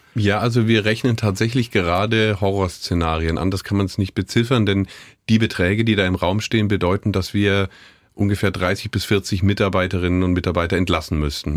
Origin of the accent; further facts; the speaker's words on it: West Germany, Germany; now in Görlitz, Germany; ich als gebürtiger Wessi